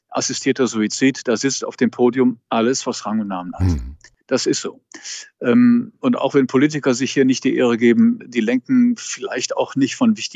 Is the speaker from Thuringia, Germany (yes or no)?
no; Cologne, North Rhine-Westphalia, Germany; Also, ähm, Sie wissen, ich stamme aus Köln. Ich wünsche viel in der Kirche ähm, mehr rheinischer Gelassenheit.